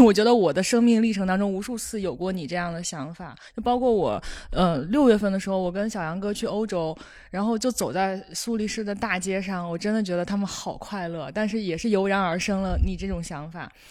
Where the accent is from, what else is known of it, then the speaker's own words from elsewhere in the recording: Shandong, China; 我们山东人